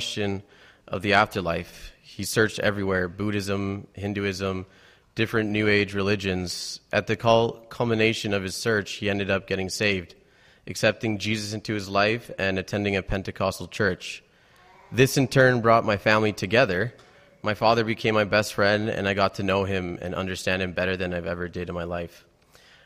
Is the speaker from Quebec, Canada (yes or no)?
no; Toronto, Ontario, Canada; I grew up in Toronto in a Mexican and Catholic home